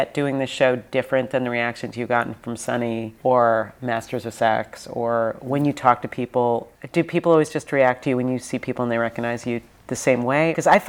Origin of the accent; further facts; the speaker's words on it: New York, United States; moved away; I'm from New York, hence the potty mouth. I'm from New York, but honestly, I've lived out here so long. I never give up my honorary New York existence status, but I've been out here for like 500 years.